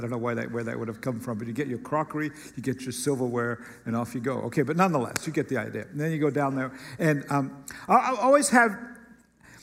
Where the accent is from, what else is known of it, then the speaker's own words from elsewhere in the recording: United States; particularly as an American